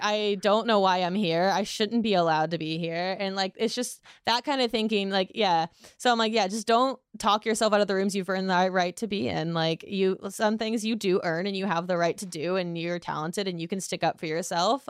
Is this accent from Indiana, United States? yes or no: yes; Indiana, United States; I'm from Indiana.